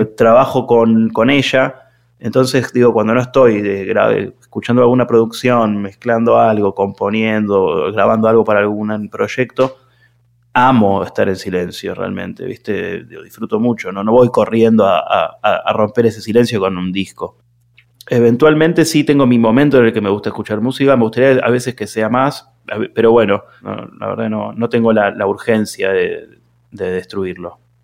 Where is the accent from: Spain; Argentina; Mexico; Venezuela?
Argentina